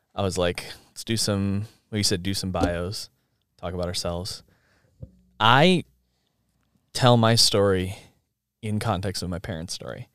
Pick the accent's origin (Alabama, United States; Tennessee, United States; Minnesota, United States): Minnesota, United States; Rochester; I was born in this area in so, southern Minnesota, Minnesota